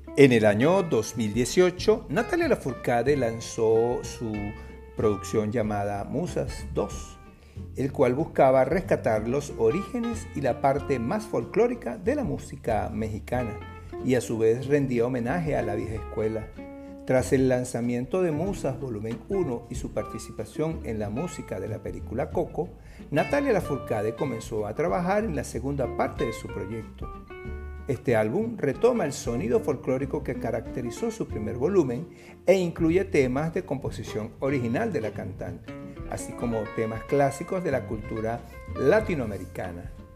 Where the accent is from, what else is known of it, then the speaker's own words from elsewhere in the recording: Venezuela; nuestra venezolanidad